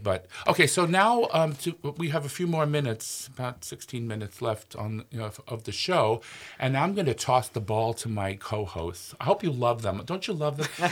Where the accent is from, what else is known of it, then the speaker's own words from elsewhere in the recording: New York, United States; now in Minnesota, United States; I'm from New York, but I never heard it in New York